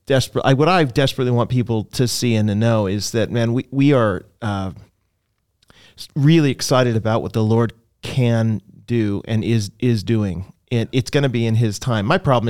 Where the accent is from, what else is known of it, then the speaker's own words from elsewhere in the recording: Canada; I mean, I come from Canada, and there are places in Canada where like small towns, smallish towns, like 10,000 people towns, where there's not a single church that proclaims the gospel.